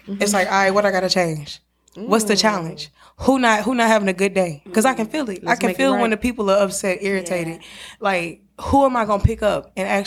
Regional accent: Houston, Texas, United States; moved away as an adult; also born or lived in Atlanta, Georgia; now in Jackson, United States; I'm from the biggest state in the South. I'm from Texas

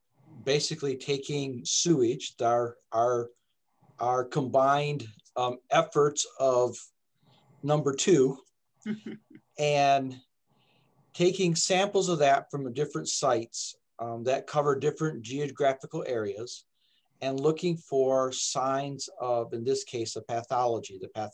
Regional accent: Michigan, United States; also born or lived in Texas; Well, I came, I'm actually from Michigan here, but I bounced back and forth between Texas and Michigan a few times.

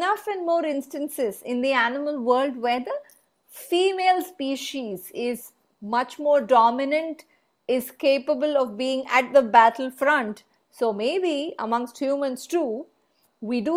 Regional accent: India; from India

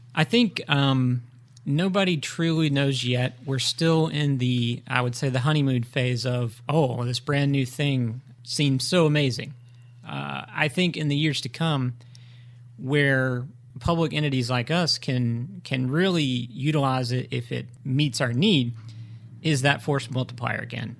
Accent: Greenville, North Carolina, United States; I, uh, was born and raised in Greenville

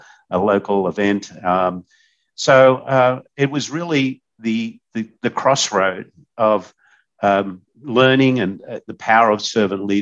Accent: Australia; moved away as an adult; now in United States; when I was growing up in Australia

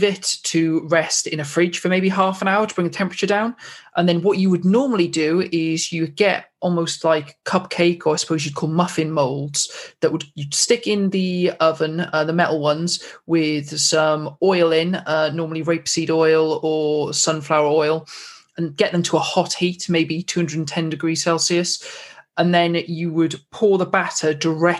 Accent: Wales, United Kingdom; I'm Welsh

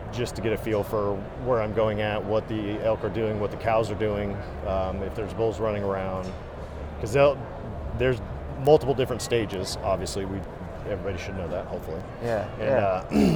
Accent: Boise, Idaho, United States; moved away; Technically, I'm originally from Idaho or from the Boise area, and then I've moved away for a while

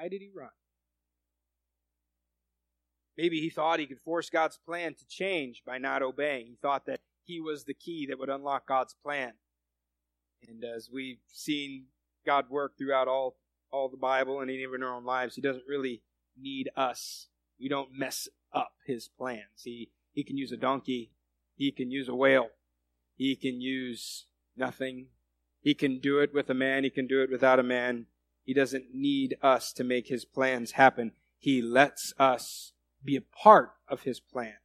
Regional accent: United States; I'm an American.

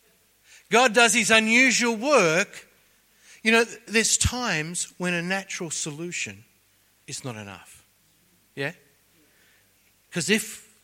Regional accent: Sydney, New South Wales, Australia; I was born on the North Shore of Sydney

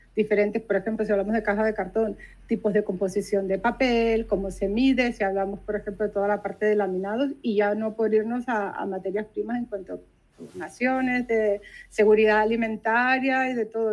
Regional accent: Venezuela; moved away as an adult; now in Barcelona, Spain; en Venezuela, que es de donde yo soy

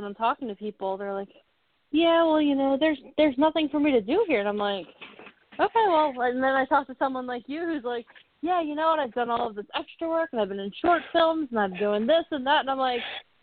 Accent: Philadelphia, Pennsylvania, United States; my hometown of Philadelphia

